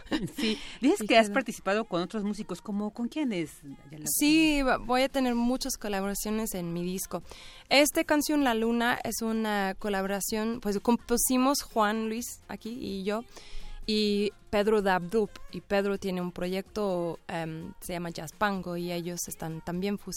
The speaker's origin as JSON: {"language": "Spanish", "region": "England", "country": "United Kingdom", "also_born_or_lived": "Ireland", "lives_now": "Mexico", "said": "yo soy de Inglaterra y Irlanda y mi esposo es de México"}